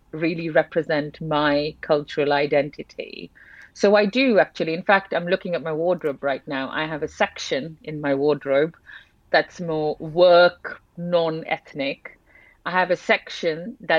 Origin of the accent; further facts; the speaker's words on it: Kolkata, West Bengal, India; moved away as an adult; I did grow up in India. So I spent 18 years of my life in India. So I'm from Calcutta.